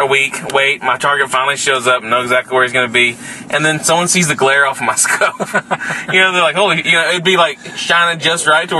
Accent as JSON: {"language": "English", "region": "Texas", "country": "United States", "said": "because we're from Texas."}